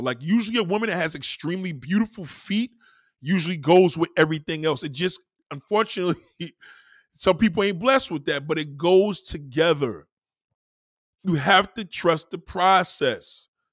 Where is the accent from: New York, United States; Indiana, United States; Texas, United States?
New York, United States; as a New Yorker, I'm, I, I'm so much in pride of my, my, my state and my city